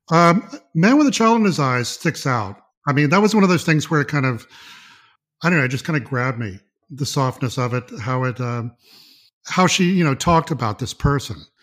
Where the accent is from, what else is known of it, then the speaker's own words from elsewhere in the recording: Mississippi, United States; I was born and raised in Mississippi